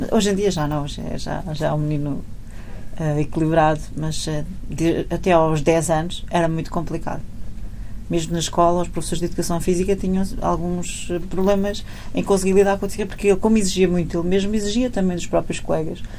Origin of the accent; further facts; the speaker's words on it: Portugal; Como portuguesa, não é? A pessoa tem sempre aquele sangue quente e.